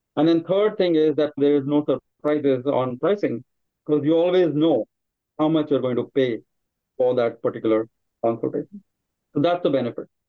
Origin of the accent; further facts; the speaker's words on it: India; moved away as an adult; now in United States; I grew up in India as well, trained as an engineer. I'm, I came to the United States about 20 years back.